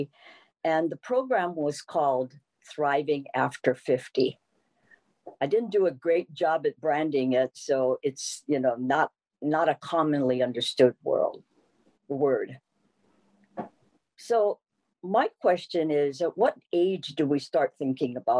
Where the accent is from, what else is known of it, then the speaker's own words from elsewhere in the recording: Honolulu, Hawaii, United States; I was born and raised in Nu'uanu, and I grew up in a three-generation